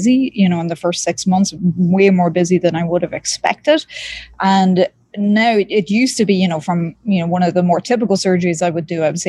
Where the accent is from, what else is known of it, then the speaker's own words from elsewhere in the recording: East Coast, Ireland; now in Miami, United States; I was born and raised in Ireland, in rural Ireland. I grew up near the seaside on the East Coast